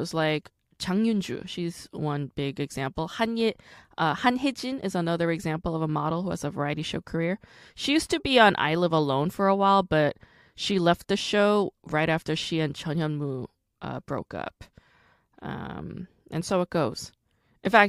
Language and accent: English; New York, United States; also born or lived in Rockland County, New York; I'm also from New York. I didn't grow up in Syracuse, like, not upstate, but I did go to high school in Rockland County.